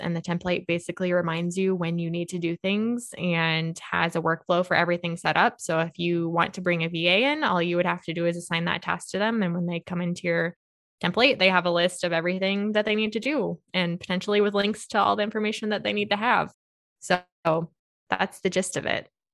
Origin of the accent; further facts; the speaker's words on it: Monticello, United States; I grew up in Monticello